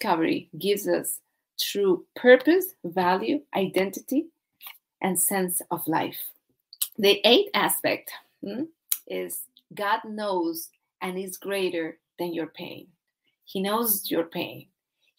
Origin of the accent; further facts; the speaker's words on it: Colombia; I'm from Colombia, South America